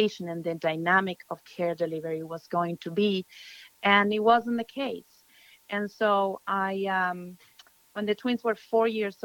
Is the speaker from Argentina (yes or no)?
yes; Argentina; moved away as an adult; also born or lived in Buenos Aires / Brazil; now in United States; I am from Argentina